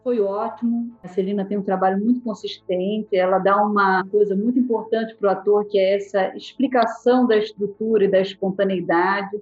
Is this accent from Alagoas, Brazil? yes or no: yes; Maceió, Alagoas, Brazil; moved away; Eu nasci em Maceió e eu lá fiz o curso de fisioterapia